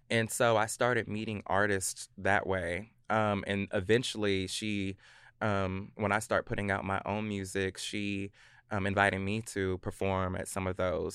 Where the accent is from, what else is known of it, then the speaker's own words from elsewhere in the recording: Clarksville, Tennessee, United States; also born or lived in Virginia / Germany / Hawaii; Clarksville, Tennessee